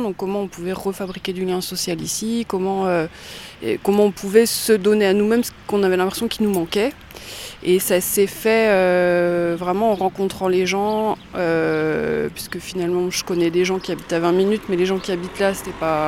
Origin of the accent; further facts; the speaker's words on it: Langres, Grand Est, France; je suis née à Langres, j'ai grandi à Langres, après je suis partie, j'ai fait des études ailleurs et je suis revenue en Haute-Marne en 2008